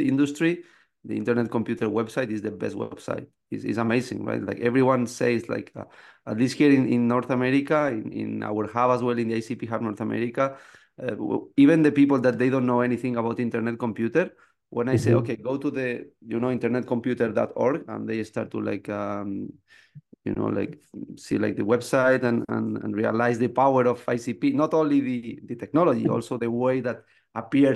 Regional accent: Spain; moved away as an adult; now in Canada; I'm from Spain

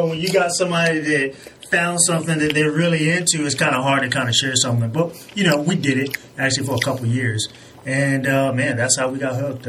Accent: Waynesboro, Virginia, United States; we're from Waynesburg, Virginia, small town, just 45 minutes away from Virginia Beach.

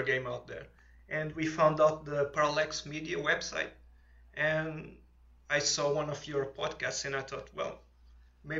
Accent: Portugal; accent: thick accent; English is a second language; moved away; I'm from Portugal

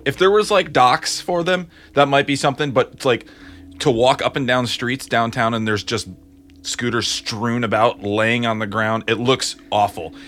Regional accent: Grand Rapids, Michigan, United States; moved away; also born or lived in Ohio; Grand Rapids, Michigan

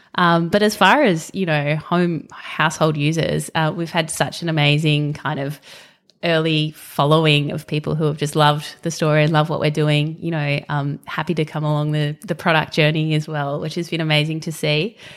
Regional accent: Western Australia, Australia; moved away; I grew up in Western Australia, um, so spent my early life kind of living next to the bush and then moved to the beach.

